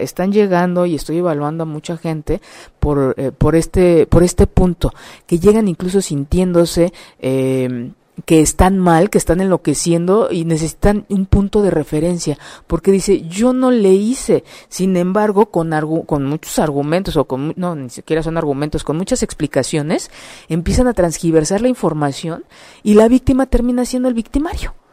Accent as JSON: {"language": "Spanish", "country": "Mexico", "said": "como mexicanos"}